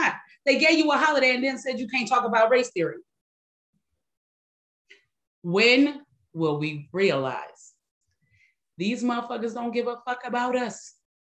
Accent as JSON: {"language": "English", "town": "Detroit", "region": "Michigan", "country": "United States", "tie": "born or raised there", "moved": "yes", "said": "my hometown, my home city, Detroit, and I don't even live there anymore."}